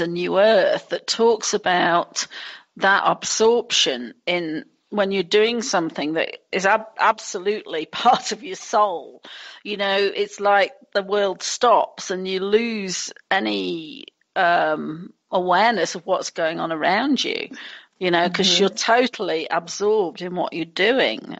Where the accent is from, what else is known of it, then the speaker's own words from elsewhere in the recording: England, United Kingdom; moved away; being English